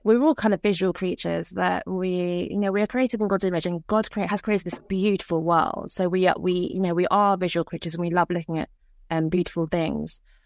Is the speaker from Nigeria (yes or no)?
yes; Nigeria; I'm from Nigeria